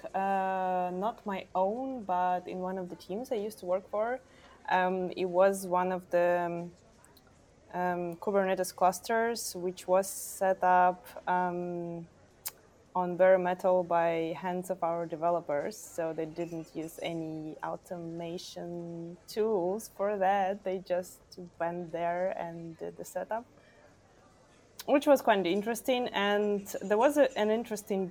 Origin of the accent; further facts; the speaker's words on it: Ukraine; English is a second language; now in Berlin, Germany; I'm originally from Ukraine.